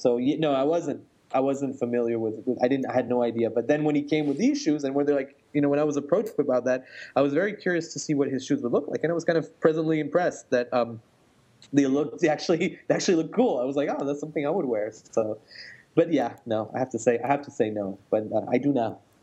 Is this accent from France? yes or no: yes; France; moved away; I grew up in France